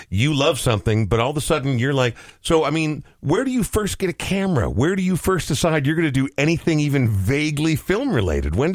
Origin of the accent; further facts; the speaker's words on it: Topeka, Kansas, United States; moved away; I'm originally from Topeka, Kansas.